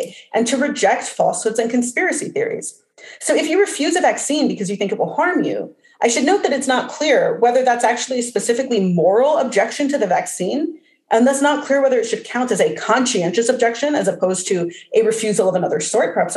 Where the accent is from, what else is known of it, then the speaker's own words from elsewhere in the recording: New Jersey, United States; moved away; also born or lived in Los Angeles; I grew up in New Jersey